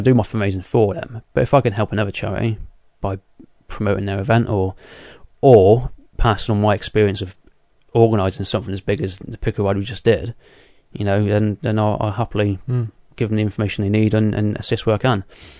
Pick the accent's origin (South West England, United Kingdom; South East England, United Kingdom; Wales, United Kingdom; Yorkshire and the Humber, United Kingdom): South West England, United Kingdom; accent: Devonshire; Yeah, my Devonshire accent.